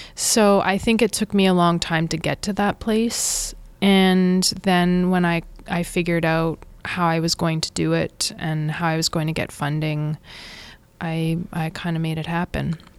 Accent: Saskatchewan, Canada; moved away as an adult; also born or lived in Brooklyn, New York; now in India; I was born and brought up in Saskatchewan, and I left when I was eighteen

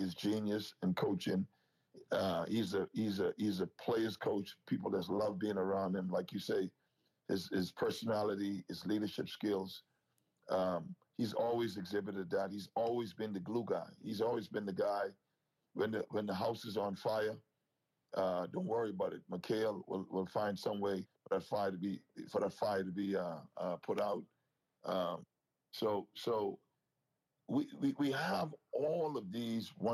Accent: Bahamas; our country's first Olympic medal in an independent Bahamas

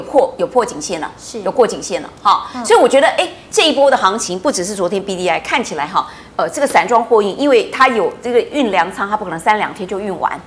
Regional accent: Taiwan; 我们台湾人

